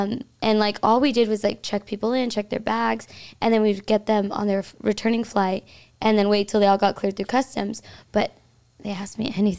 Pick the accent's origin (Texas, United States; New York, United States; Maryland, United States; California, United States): Texas, United States; San Antonio; I am from San Antonio.